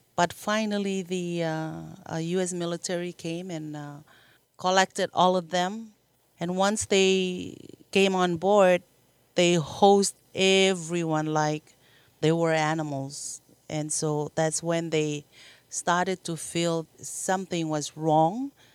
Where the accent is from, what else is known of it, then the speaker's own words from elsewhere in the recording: Marshall Islands; I grew up in the Marshall Islands and, uh, born and raised